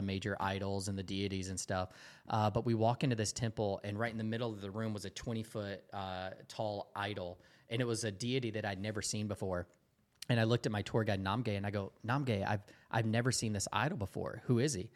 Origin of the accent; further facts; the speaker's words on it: Dalton, Georgia, United States; moved away as an adult; I grew up in this really small town in Dalton, Georgia